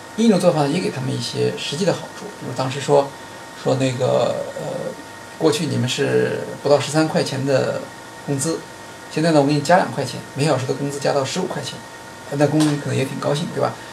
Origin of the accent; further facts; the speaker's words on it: China; 我们作为中国人